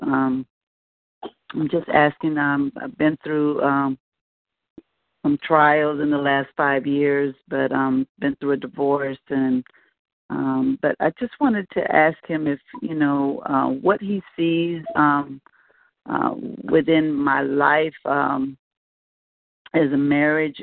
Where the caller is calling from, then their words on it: Melbourne, Florida, United States; I'm calling from Melbourne, Florida